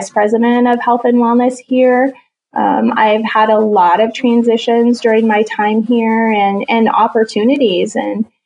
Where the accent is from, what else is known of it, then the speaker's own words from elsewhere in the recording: Jerome, Idaho, United States; So I grew up in Jerome, Idaho, and that area is called the Magic Valley.